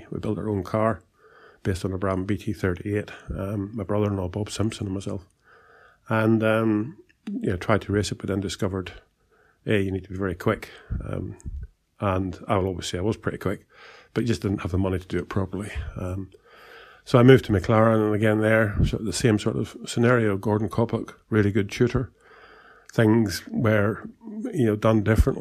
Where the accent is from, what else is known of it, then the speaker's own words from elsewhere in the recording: Ireland; moved away as an adult; also born or lived in England; I did leave Ireland, as I say, I was 20 years old in 1972, came to England